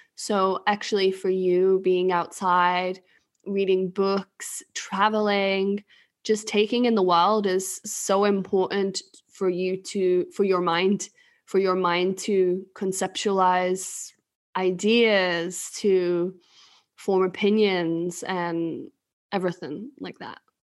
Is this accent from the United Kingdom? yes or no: yes; England, United Kingdom; moved away as an adult; also born or lived in China; now in Sweden; I'm originally from England